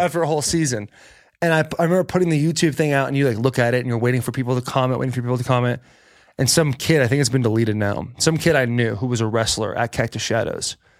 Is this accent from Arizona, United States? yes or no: yes; Arizona, United States; also born or lived in California; now in Nashville, United States; I was born in California, grew up in Arizona